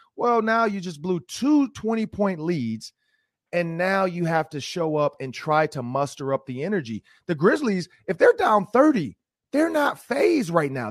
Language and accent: English; Detroit, Michigan, United States; now in Minnesota, United States; I grew up in Detroit